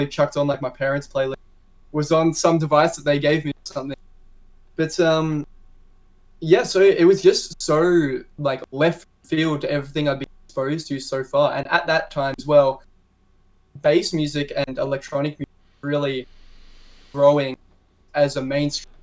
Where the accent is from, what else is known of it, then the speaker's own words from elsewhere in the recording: Melbourne, Victoria, Australia; I'm from Melbourne, Australia, and I make bass music